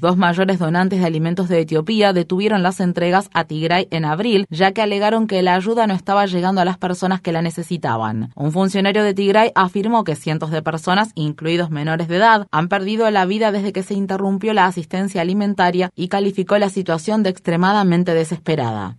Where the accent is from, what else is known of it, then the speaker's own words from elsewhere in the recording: Israel; soy un israelí